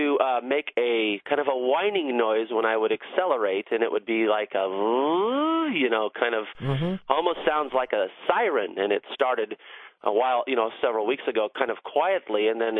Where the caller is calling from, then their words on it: San Diego, California, United States; I'm calling from San Diego.